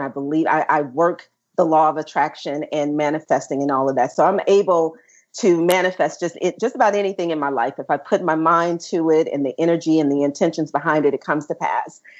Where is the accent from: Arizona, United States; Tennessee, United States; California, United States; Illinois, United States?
Tennessee, United States; Memphis; moved away; Southern Girl hailing from Memphis, Tennessee